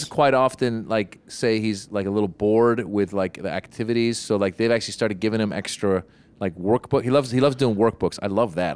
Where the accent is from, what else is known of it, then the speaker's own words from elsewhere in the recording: Northern California, United States; also born or lived in Los Angeles; a couple girls that were, that I grew up with in Northern California